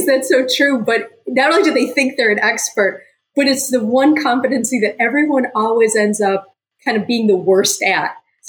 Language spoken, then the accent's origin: English; United States; I'm American.